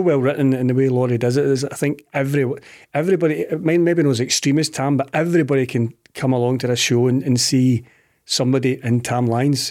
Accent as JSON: {"language": "English", "town": "Clydebank", "region": "Scotland", "country": "United Kingdom", "said": "I'm from Clyde Bank"}